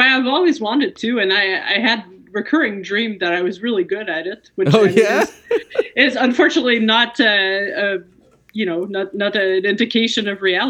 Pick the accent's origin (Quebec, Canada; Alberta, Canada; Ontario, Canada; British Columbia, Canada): Quebec, Canada; Quebec City; Quebec City.